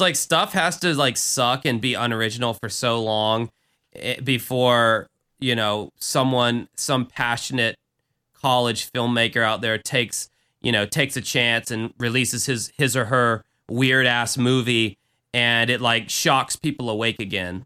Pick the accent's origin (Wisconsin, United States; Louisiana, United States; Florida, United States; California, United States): Florida, United States; Jacksonville; my hometown